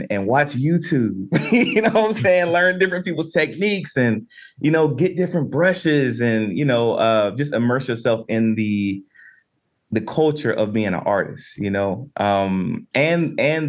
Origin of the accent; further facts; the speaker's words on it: Winston-Salem, North Carolina, United States; I'm from Winston-Salem, North Carolina